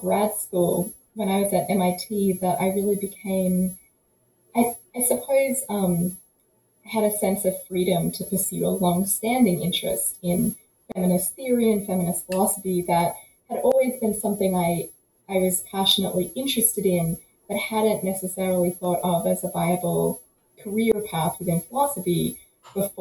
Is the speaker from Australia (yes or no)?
yes; about an hour northeast of Melbourne, Victoria, Australia; moved away; So I grew up about an hour northeast of Melbourne in Victoria, Australia. So yes, I'm Australian by birth, as might be revealed by my accent.